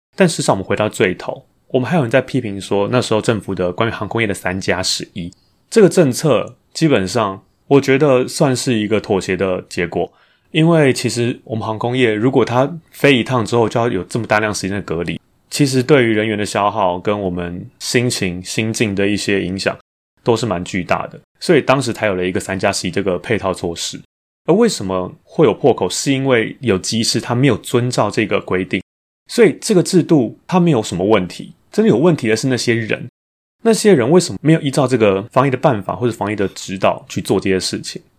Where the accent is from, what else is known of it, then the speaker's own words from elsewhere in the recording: Taiwan; 我们台湾人民